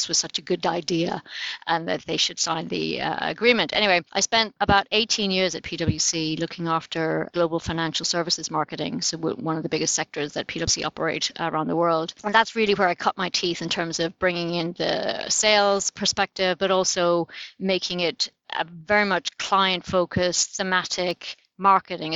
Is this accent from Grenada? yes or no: no; Ireland; moved away; as an Irish person